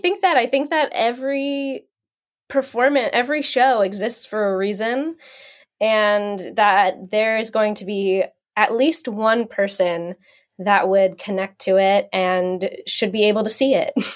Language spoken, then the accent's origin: English; New Jersey, United States; now in Pennsylvania, United States; I grew up in New Jersey. I'm currently in Pennsylvania.